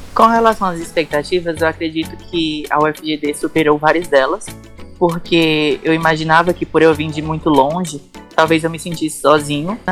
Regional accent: Ceará, Brazil; moved away as an adult; now in Dourados, Brazil; vim do Ceará e tenho 19 anos.

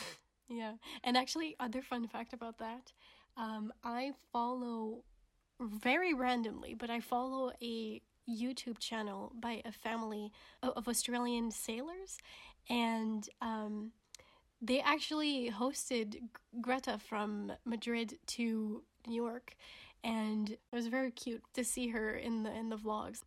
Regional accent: Canada; moved away; My home country of Canada

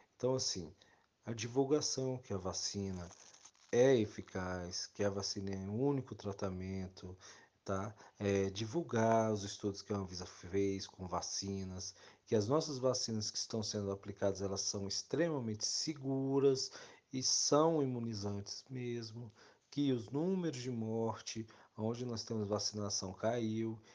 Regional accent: Brazil; nós, como brasileiros

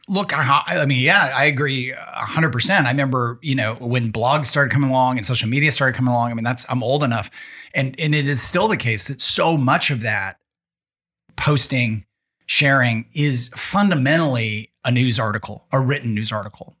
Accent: Tacoma, Washington, United States; I grew up in Tacoma, Washington

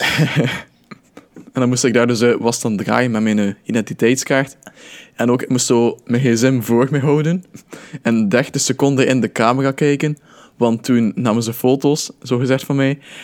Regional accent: Belgium; als Belg

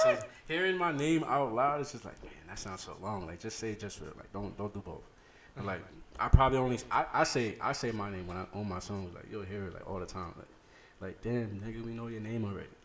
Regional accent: New York City, New York, United States; from the Bronx, the South Bronx to be exact

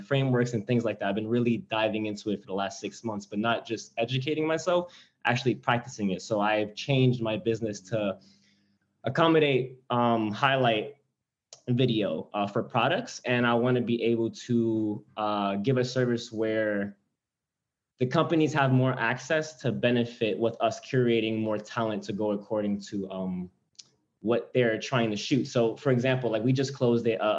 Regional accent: New York, United States; moved away as an adult; now in New Jersey, United States; I'm from New York, I'm 24, I'm engaged, just had a second kid, live on my own in New Jersey

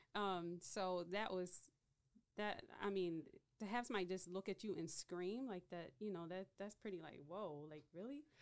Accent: Baltimore, Maryland, United States; Baltimore, Maryland.

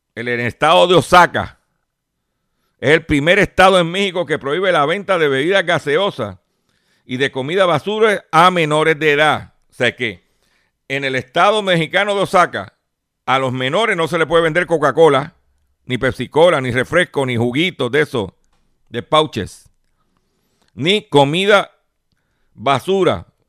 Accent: Lares, Puerto Rico; por allá por mi pueblo de Lares

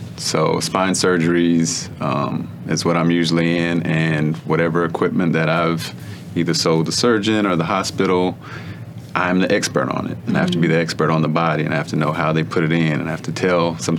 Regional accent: Texas, United States; Growing up in Texas

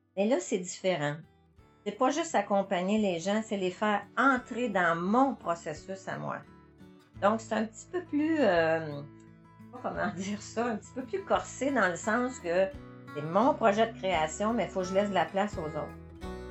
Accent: Montreal, Quebec, Canada; moved away as an adult; now in Gallix, Canada; je viens de Montréal

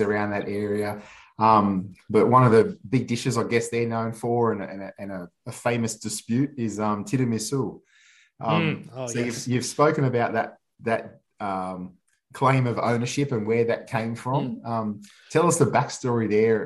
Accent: Australia; growing up in Australia

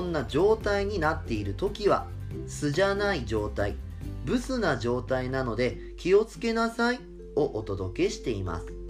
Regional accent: Fukushima, Japan; now in Tokyo, Japan; 福島県民のソウルフードと呼んでもいいんじゃないかと思うくらい食べ親しんできた後楽園まあ昔はね会津っぽって名前でよく高校の時とかは友達とねあの500円握りしめて「ずっぽ行くべ!」とか言いながらよくたむろってた

